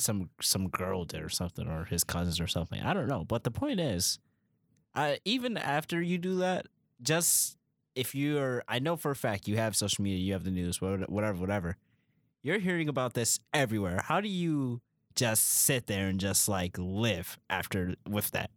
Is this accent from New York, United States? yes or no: yes; Buffalo, New York, United States; we're from Buffalo